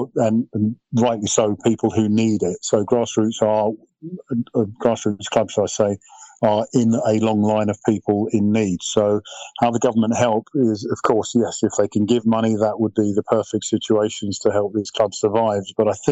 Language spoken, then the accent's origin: English; Welwyn Garden City, East of England, United Kingdom; My upbringing was courtesy of playing at under-10 level in Welling Garden with my mates